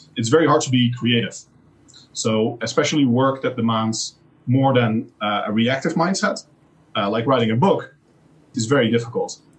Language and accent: English; Netherlands; moved away; I literally cannot go to my home country